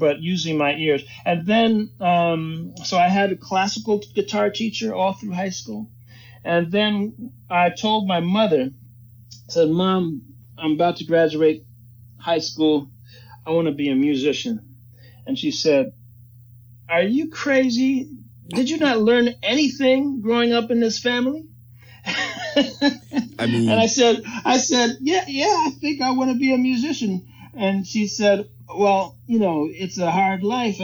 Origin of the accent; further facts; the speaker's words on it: New York City, New York, United States; I was born in New York City, 1964, and, my parents were musicians. Grew up listening to a lot